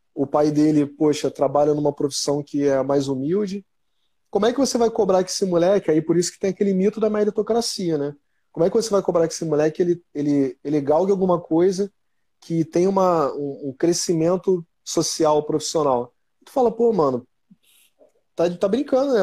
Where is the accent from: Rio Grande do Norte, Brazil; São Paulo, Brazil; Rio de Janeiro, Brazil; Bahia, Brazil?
Rio de Janeiro, Brazil; eu sou daqui da, da Zona Norte do Rio, né, cara? Eu sou do jeito de Dentro, nasci no jeito de Dentro.